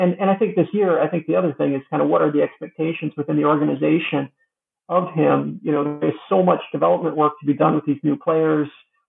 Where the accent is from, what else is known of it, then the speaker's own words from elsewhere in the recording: Minneapolis, Minnesota, United States; my hometown, Minneapolis, Minnesota